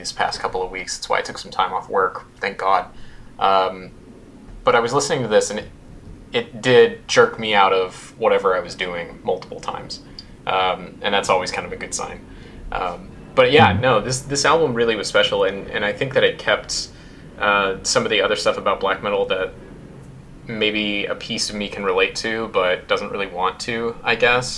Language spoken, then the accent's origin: English; United States; as an American